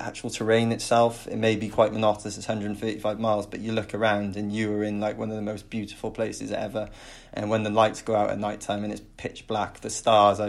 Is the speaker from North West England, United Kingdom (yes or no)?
no; Penarth, Wales, United Kingdom; I'm originally from Penarth